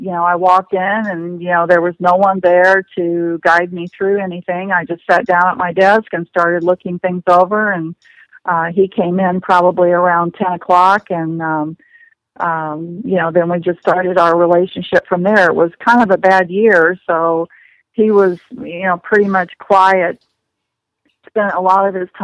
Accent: Bloomington, Indiana, United States; I was born and raised in Bloomington, Indiana

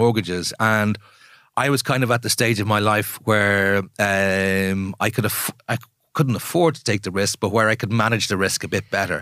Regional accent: Ireland; moved away as an adult; also born or lived in Jakarta, Indonesia; I spent most of the past twenty years outside of Ireland

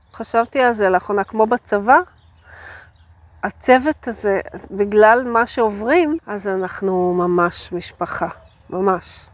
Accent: a kibbutz in the Beit She'an Valley, Northern District, Israel; אני גדלתי בקיבוץ בעמק בית שאן

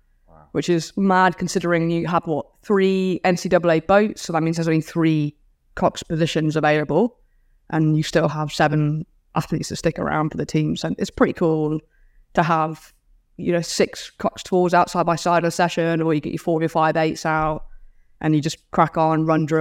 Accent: Australia; accent: Australian; So try to enunciate a little bit more, you know, say a little bit less slang, but no, still speak Aussie.

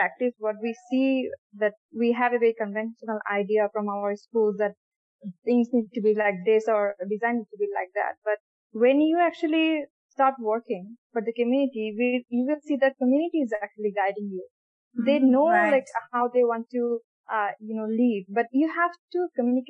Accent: Bangladesh; I'm from Bangladesh, as you said, and I'm based on Dhaka currently.

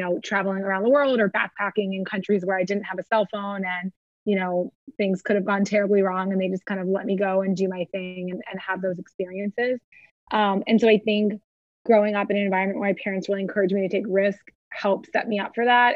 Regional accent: Ohio, United States; moved away as an adult; also born or lived in Boston; now in Miami, United States; I grew up in Ohio and I grew up in like a pretty tight knit, very, you know, lovely um, Midwestern community

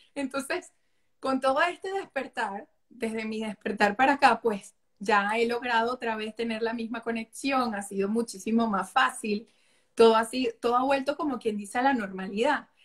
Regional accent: Venezuela; moved away; amo mi país, o sea, les enseño a mis hijos la cultura de mi país todos los días, las canciones, su plato navideño, sus arepas

